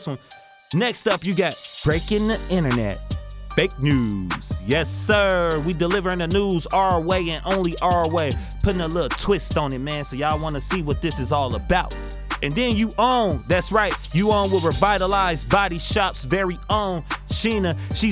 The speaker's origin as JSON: {"language": "English", "town": "Zion", "country": "United States", "tie": "born or raised there", "said": "my hometown, from"}